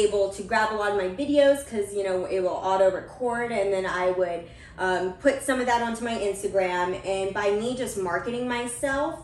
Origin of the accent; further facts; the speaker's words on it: Portland, Oregon, United States; also born or lived in California; I was born in California, but I moved here when I was 12 years old, or probably even 10, and just lived in Portland, Oregon for quite a while now